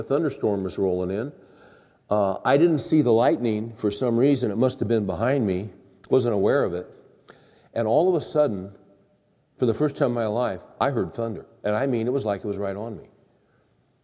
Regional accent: Bakersfield, California, United States; I grew up in Bakersfield, California, which is the crown jewel city of California.

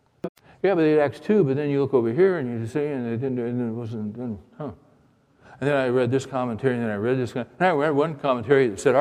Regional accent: California, United States; I'm Californian

